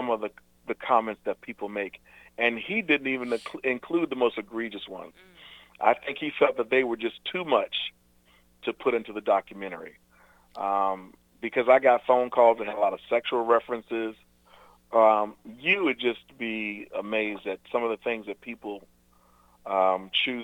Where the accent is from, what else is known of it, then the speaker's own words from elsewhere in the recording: the South, United States; also born or lived in Virginia; now in North Carolina, United States; growing up in the South my entire life.